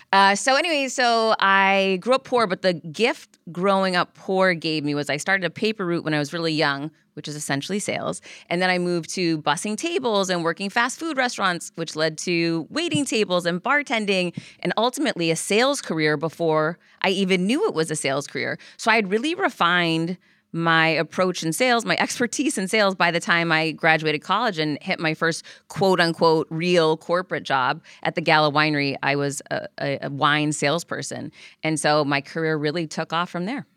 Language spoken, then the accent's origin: English; Worcester, Massachusetts, United States; I grew up in Worcester